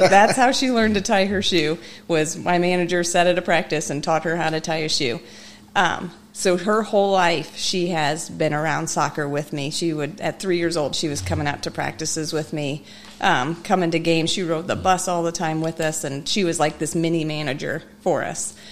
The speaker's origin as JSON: {"language": "English", "town": "Mishawaka", "region": "Indiana", "country": "United States", "tie": "born or raised there", "said": "I am originally from Mishawaka. I, um, I grew up there."}